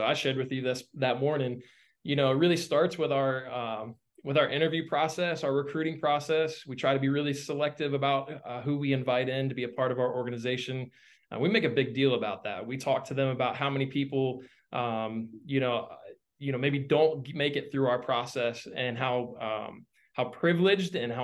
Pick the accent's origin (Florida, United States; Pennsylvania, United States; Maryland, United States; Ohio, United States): Florida, United States; Central; also born or lived in North Carolina / West Palm Beach, Florida; I grew up originally in Central Florida area. I've lived in Florida most of my life, except for a small stint in North Carolina.